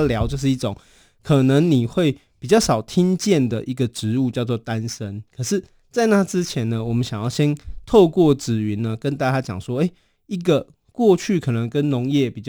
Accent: Taoyuan, Taiwan; moved away; also born or lived in Taipei; 我自己也是读书的时候在台北也待了十几年，嗯嗯嗯，我算一算也十年的时间才回到桃园这样子。

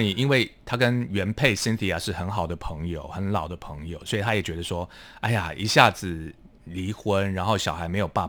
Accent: Hualien County, Taiwan; 是我是花莲人

